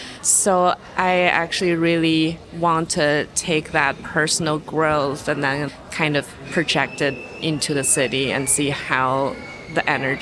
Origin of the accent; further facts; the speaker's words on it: New York City, New York, United States; I'm from Brooklyn.